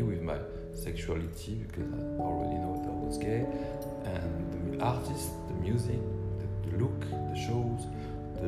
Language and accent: English; Lyon, Auvergne-Rhône-Alpes, France; English is a second language; also born or lived in Morocco; Lyon is my hometown. I was born in Morocco, but 5 years old, went to Lyon in France